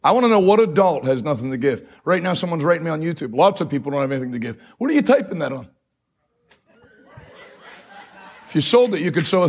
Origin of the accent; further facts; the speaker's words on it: New England, United States; I grew up preaching in New England.